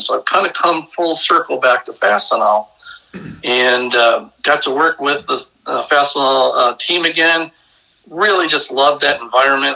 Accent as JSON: {"language": "English", "town": "Brecksville", "region": "Ohio", "country": "United States", "tie": "born or raised there", "said": "I'm originally from a small town uh, south of Cleveland, Ohio, little Norman Norman Rockwell town called Brecksville"}